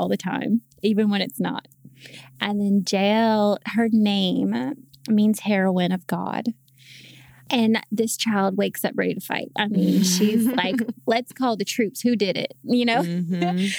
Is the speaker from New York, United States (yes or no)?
no; Charlotte, North Carolina, United States; also born or lived in Greensboro, North Carolina; I'm from Charlotte, North Carolina, and I just recently moved back home